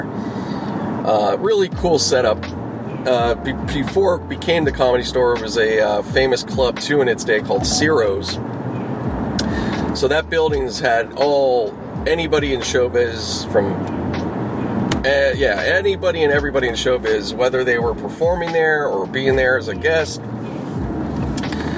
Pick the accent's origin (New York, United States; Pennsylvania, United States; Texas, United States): Pennsylvania, United States; Pittsburgh; now in Los Angeles, United States; I grew up back in Pittsburgh.